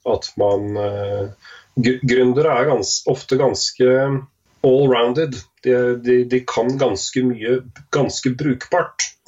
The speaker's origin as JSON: {"language": "Norwegian", "town": "Askim", "region": "Østfold", "country": "Norway", "tie": "born or raised there", "said": "Født og oppvokst i Askim"}